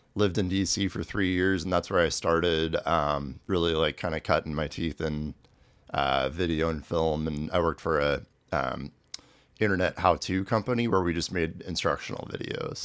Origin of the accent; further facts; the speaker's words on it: Manhattan, Kansas, United States; moved away as an adult; also born or lived in Tucson, Arizona / New York City / Brooklyn; Grew up in Manhattan